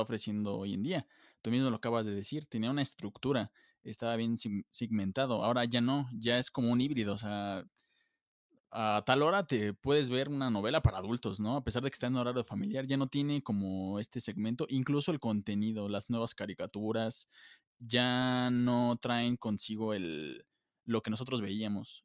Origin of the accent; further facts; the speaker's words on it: Mexico; nosotros como mexicanos tenemos un ego súper altísimo.